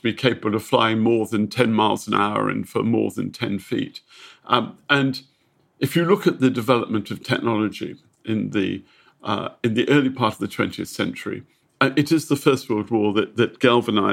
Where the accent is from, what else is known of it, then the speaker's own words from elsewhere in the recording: United Kingdom; I'm a Brit